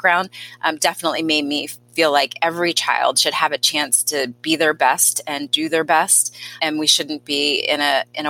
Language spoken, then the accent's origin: English; Delaware, United States; had a lot of personal experiences growing up in Delaware